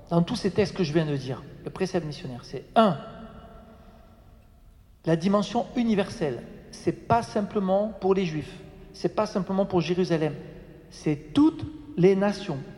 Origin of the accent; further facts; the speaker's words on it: France; Je suis français. Donc, je respecte.